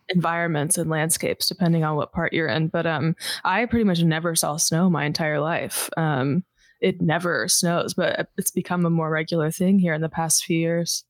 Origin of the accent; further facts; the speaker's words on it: Houston, Texas, United States; also born or lived in Los Angeles, United States; now in Austin, United States; I grew up in Houston